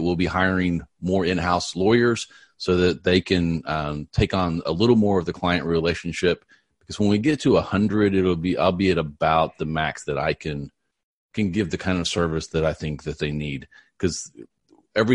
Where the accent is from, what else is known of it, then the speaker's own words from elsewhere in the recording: Texas, United States; I'm from Texas. I'm 30 miles north of Dallas